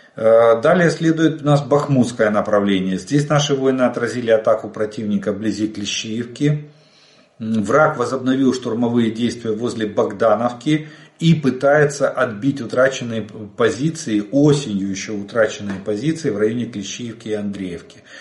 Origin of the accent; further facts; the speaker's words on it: Ukraine; мы из Украины